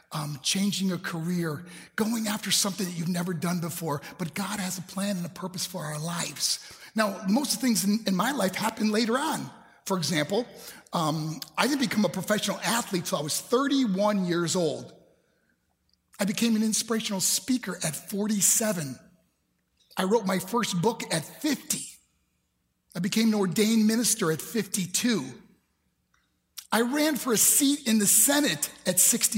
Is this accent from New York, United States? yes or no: yes; New York, United States; also born or lived in Colorado Springs, Colorado; my hometown in New York